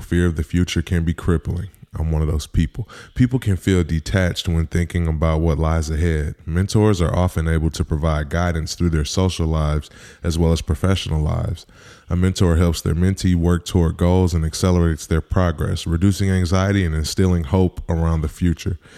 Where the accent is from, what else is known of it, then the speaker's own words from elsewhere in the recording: Midwest, United States; growing up in the Midwest, I'm not saying we grew up the same, but we grew up similar